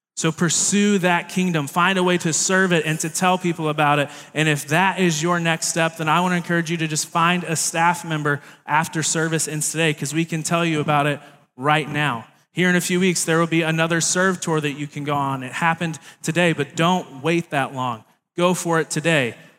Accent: Baton Rouge, Louisiana, United States; moved away; I was born down in Baton Rouge, Louisiana, which is a very different place in the world

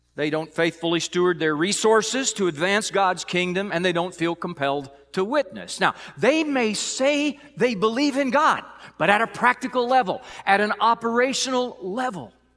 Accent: Illinois, United States; now in Missouri, United States; Growing up in Illinois

